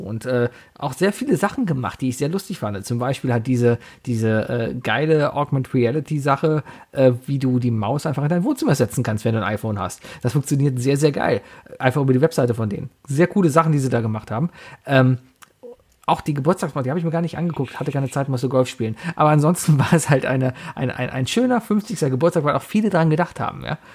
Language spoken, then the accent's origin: German; Germany; ich bin Deutscher